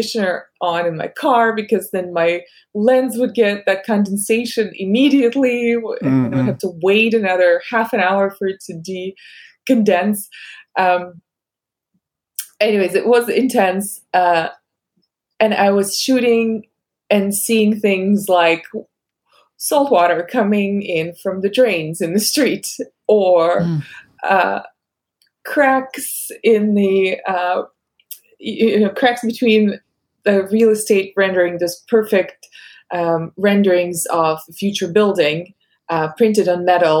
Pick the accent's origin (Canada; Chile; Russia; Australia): Russia; English is a second language; moved away as an adult; now in United States; I grew up with Beverly Hills 90210 dubbed in Russian